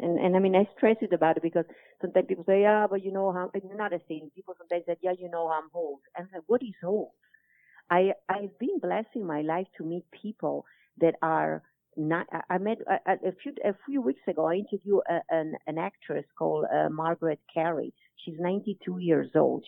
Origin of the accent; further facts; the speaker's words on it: Italy; accent: Italian; English is a second language; most of my talk normally is Italian with my Italian accent.